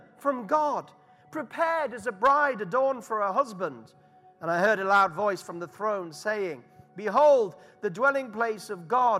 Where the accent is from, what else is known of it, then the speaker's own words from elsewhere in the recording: Harrogate, Yorkshire and the Humber, United Kingdom; accent: Yorkshire; moved away as an adult; now in London, United Kingdom; And Harrogate is my hometown.